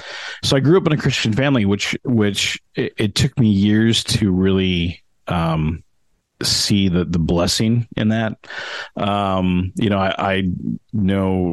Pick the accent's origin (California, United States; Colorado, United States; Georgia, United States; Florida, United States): Colorado, United States; Denver; moved away as an adult; also born or lived in Calumet, Michigan; now in Pacific Northwest, United States; I was actually born up towards where you guys are, up in Upper Michigan, up in Calumet, Michigan, lived there until I was about 7. And then kind of my family moved to Denver, Colorado, which is where I did the rest of my growing up